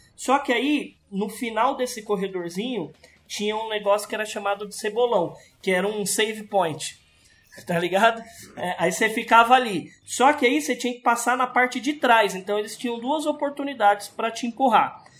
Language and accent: Portuguese; Sumaré, São Paulo, Brazil; also born or lived in Capivari; a gente mudou de Sumaré